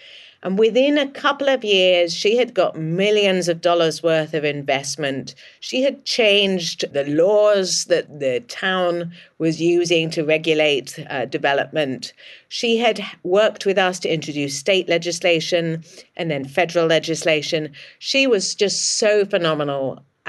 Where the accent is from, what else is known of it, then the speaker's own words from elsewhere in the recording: England, United Kingdom; accent: English; moved away as an adult; also born or lived in Chicago; now in United States; As you can probably hear from my accent, I'm English and had just got a job in Chicago working with communities impacted by flooding.